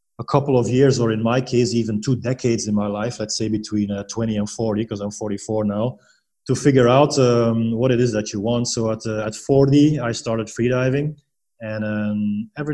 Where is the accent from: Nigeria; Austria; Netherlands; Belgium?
Belgium; moved away as an adult; now in Panglao, Philippines; I'm originally from Belgium